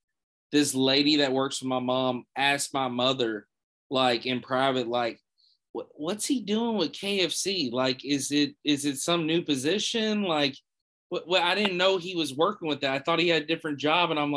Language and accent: English; Louisville, Kentucky, United States; I'm from Louisville, Kentucky